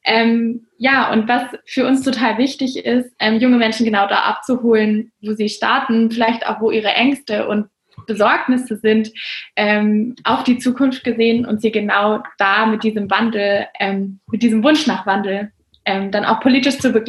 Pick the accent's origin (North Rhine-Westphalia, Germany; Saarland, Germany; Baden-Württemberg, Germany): Baden-Württemberg, Germany; Freiburg; Ich komme aus Freiburg.